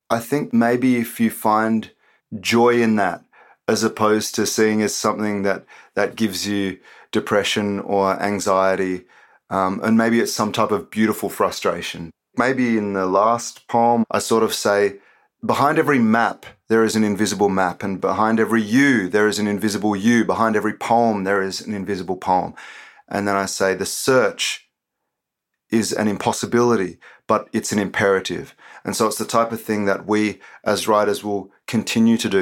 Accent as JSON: {"language": "English", "country": "Australia", "tie": "born or raised there", "said": "I was born and raised in Australia"}